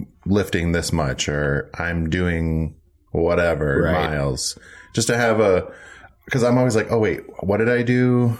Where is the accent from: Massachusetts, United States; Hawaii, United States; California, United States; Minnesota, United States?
Minnesota, United States; I'm from Minnesota, land of 10,000 lakes.